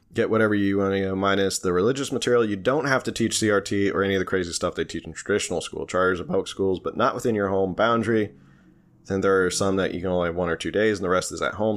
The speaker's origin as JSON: {"language": "English", "region": "New Jersey", "country": "United States", "accent": "Jersey", "said": "my Jersey accent"}